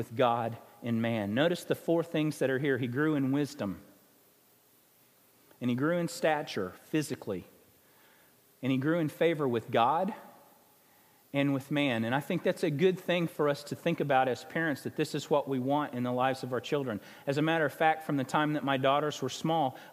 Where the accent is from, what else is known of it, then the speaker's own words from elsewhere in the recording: Springfield, Missouri, United States; now in Arkansas, United States; whether I'm in Arkansas, where my home is, my hometown of Springfield, Missouri